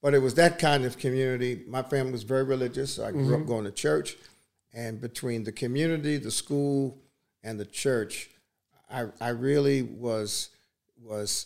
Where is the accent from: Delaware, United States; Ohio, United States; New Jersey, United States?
New Jersey, United States; Montclair; I grew up there in the South End of Montclair. I was there from about 3 years old to fifth grade.